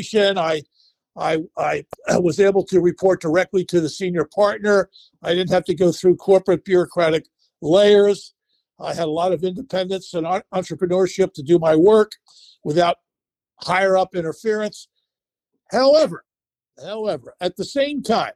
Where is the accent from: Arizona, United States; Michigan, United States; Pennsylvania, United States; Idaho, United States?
Pennsylvania, United States; Philadelphia; also born or lived in Japan; headquartered in Philadelphia, which is my hometown